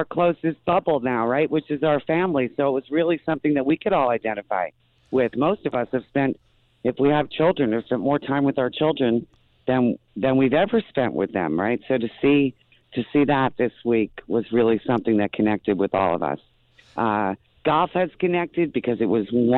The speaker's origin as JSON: {"language": "English", "area": "Morris County", "region": "New Jersey", "country": "United States", "tie": "born or raised there", "also_born_or_lived": "New York City", "said": "I was born in New York City and started in New York City, but have spent most of my life in Morris County, New Jersey"}